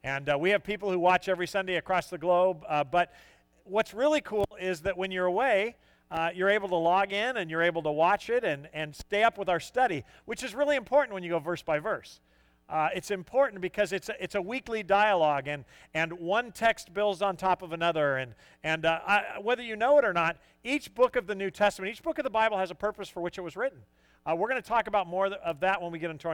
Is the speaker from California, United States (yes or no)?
yes; San Diego, California, United States; also born or lived in El Cajon; I grew up in San Diego